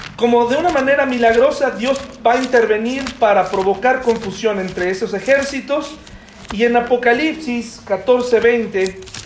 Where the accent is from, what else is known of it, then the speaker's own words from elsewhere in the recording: Mexico; como mexicanos